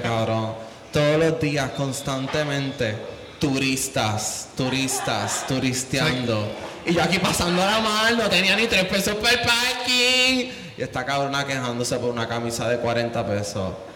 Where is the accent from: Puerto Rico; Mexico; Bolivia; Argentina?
Puerto Rico; Caguas; moved away; Yo, soy de Cagua